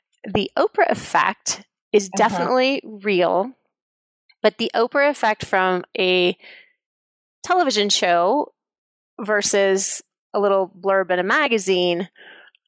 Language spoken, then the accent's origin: English; Kansas, United States; I'm from Kansas